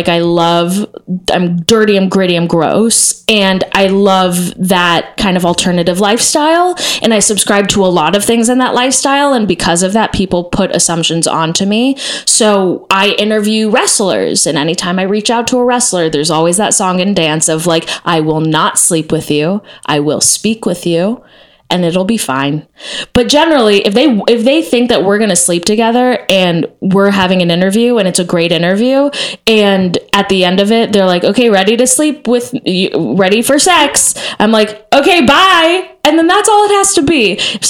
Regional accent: Texas, United States; I like was part of this thing called Noise House when I was growing up in Texas, is just a conglomerate of freaks.

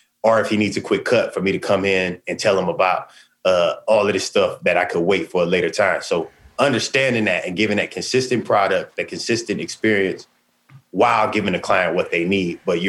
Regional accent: West Coast, United States; like you said, I'm from the West Coast.

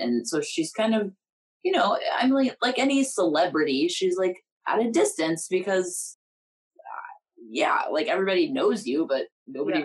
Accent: Kansas, United States; we're from Kansas

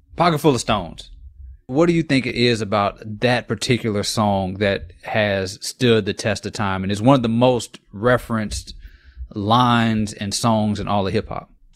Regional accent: Lafayette, Louisiana, United States; I was born in Lafayette, Louisiana. One of the things about being from a place like Lafayette

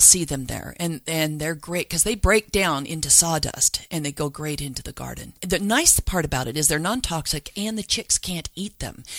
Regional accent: Salt Lake City, Utah, United States; I grew up in Salt Lake, and I think we were the first backyard chicken keepers because we were down in Holiday

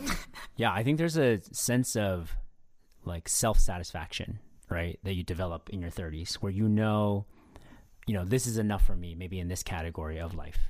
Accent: SF Bay Area, California, United States; I grew up in the S F Bay area, um, actually with Phil, um, but I also live there now

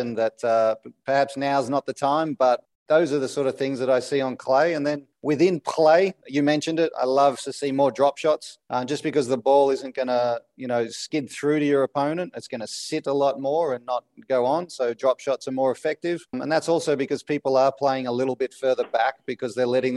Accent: Melbourne, Victoria, Australia; I grew up in Melbourne

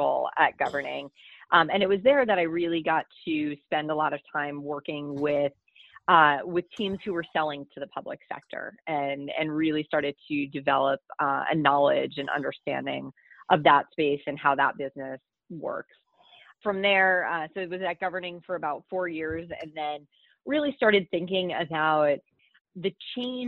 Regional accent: Minnesota, United States; moved away as an adult; now in Washington, D.C., United States; my home state of Minnesota

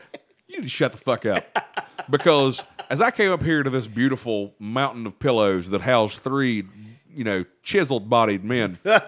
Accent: Chesapeake, West Virginia, United States; when I was growing up in Chesapeake

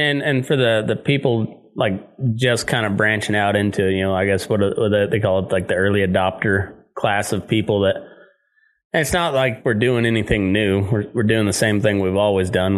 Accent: Southeast Colorado, United States; I grew up in Southeast Colorado

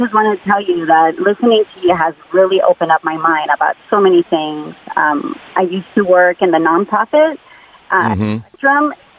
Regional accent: Mexico; now in San Jose, United States; I'm born and raised in Mexico.

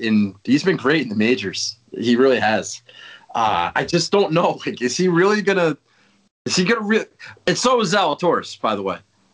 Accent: New Jersey, United States; I know I'm from Jersey, and everybody thinks I'm friends with Tony Soprano

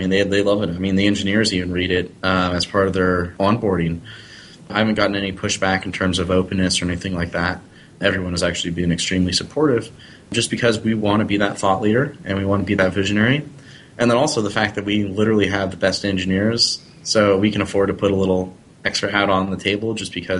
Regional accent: the Northwest, Pacific Northwest, United States; I'm from the Northwest

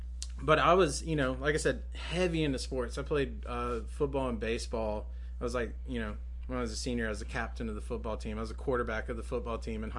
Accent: Greensboro, North Carolina, United States; I grew up out by the Pleasant Garden, Forest Oaks area.

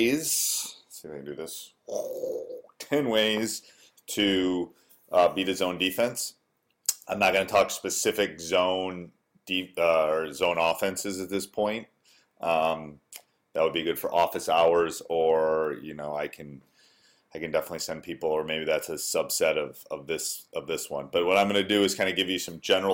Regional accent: Wisconsin, United States; born or raised there

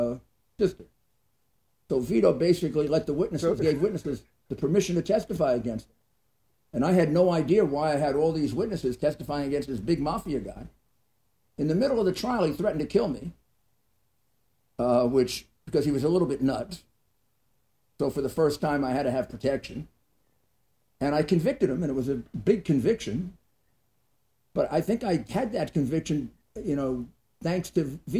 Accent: New York City, New York, United States; also born or lived in Garden City, Long Island / North Belmore, Long Island; growing up in Brooklyn

